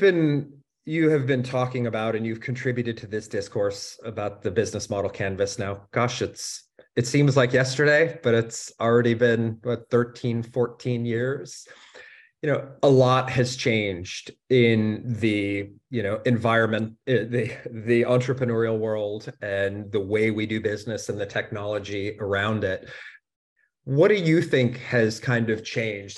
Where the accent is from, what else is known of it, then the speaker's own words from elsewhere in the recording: United States; now in Germany; as an American living in, in Germany